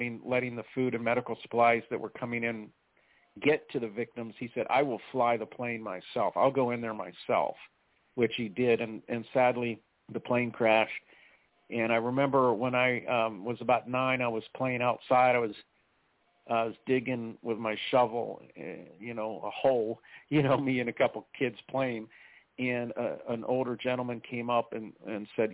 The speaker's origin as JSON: {"language": "English", "town": "Pittsburgh", "region": "Pennsylvania", "country": "United States", "tie": "born or raised there", "said": "I was a little boy in Pittsburgh, growing up in Pittsburgh"}